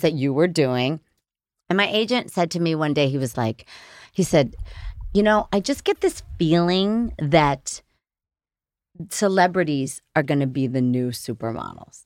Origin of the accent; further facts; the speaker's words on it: Middletown, New York, United States; I was born in Middletown, New York